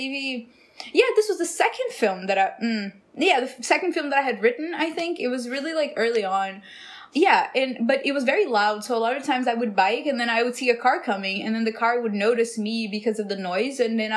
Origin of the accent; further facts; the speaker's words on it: Brazil; now in Los Angeles, United States; I'm from Brazil.